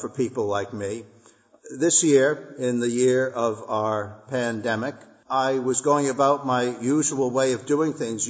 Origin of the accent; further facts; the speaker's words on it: born in Rhode Island, New England, United States; now in Bennington, United States; someone born and raised in New England, even though I was born in Rhode Island, it still counts